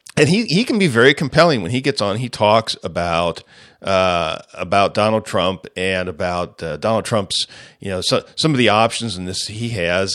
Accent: United States; as the American people

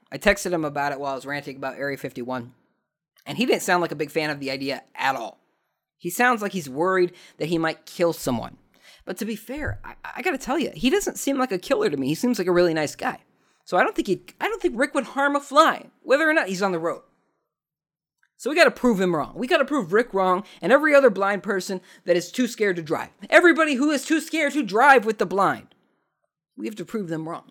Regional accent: Southern California, United States; I'm from Southern California

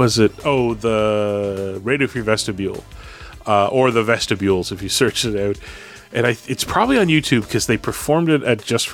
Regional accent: Canada; the Canadians all know a small handful of French words because we see it on our packaging day in and day out

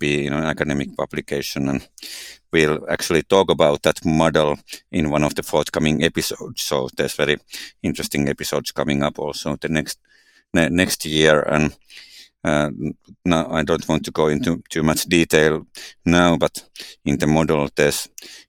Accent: Finland; growing in Nigeria and growing up in Finland are quite different areas

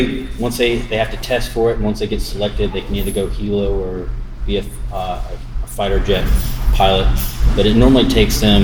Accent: Columbia, Tennessee, United States; also born or lived in Bogota, Colombia; So I was born in Bogota, Colombia, and then I moved to Columbia, Tennessee. So I went from being a jungle monkey to a redneck in a period of like 12 hours. So grew up in Tennessee

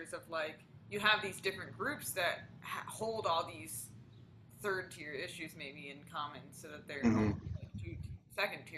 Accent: East Coast, United States; now in Rapid City, United States; I grew up on the East Coast in a small college town where it was just hard to be a Christian.

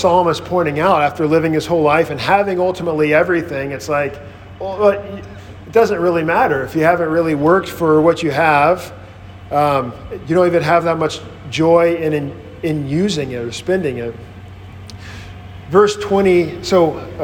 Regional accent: Mississippi, United States; moved away as an adult; growing up on this farm in Mississippi, we were just working all the time

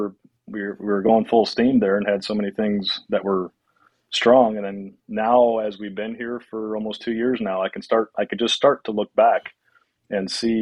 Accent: Indiana, United States; moved away as an adult; also born or lived in Salt Lake City, Utah / Colorado; now in Wisconsin, United States; I grew up in Indiana.

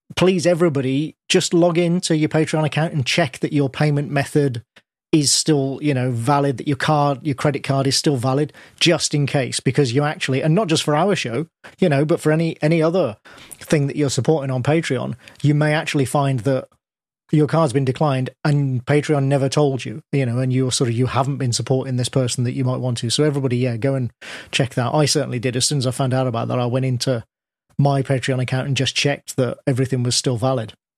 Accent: Birmingham, West Midlands, United Kingdom; I was born in Birmingham, I'm from the Midlands myself.

